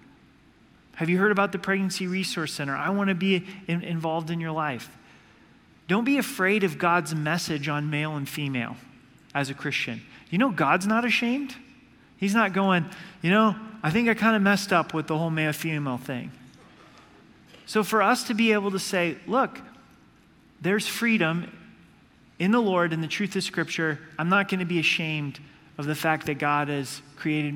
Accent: Oregon, United States; moved away; I grew up in Oregon

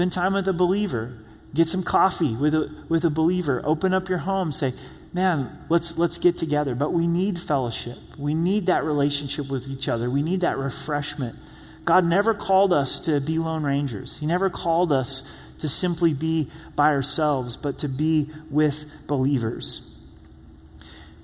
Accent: Rogue Valley, Oregon, United States; now in Colorado Springs, United States; My hometown, the Rogue Valley

